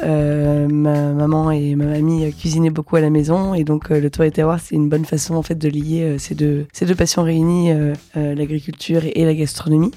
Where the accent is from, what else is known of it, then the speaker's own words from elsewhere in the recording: Metz, Grand Est, France; je viens de Metz